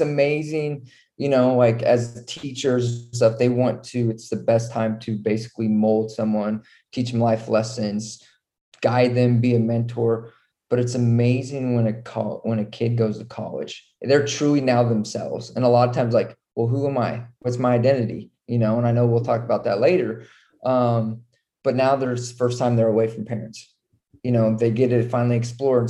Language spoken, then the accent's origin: English; Nebraska, United States; moved away as an adult; also born or lived in Utah / Texas / North Carolina; I'm originally from Nebraska, small town in Nebraska.